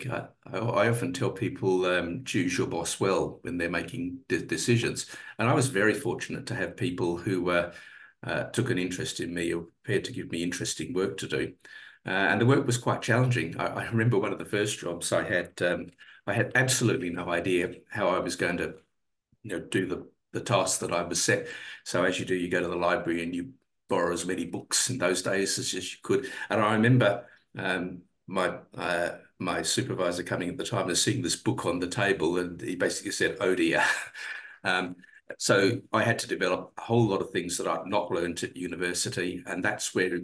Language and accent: English; Adelaide, South Australia, Australia; moved away; I grew up in Adelaide